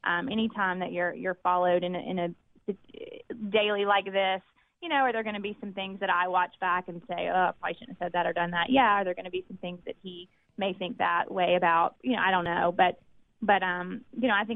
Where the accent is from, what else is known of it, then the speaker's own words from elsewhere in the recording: Clinton, Mississippi, United States; growing up in Clinton and growing up in an educated family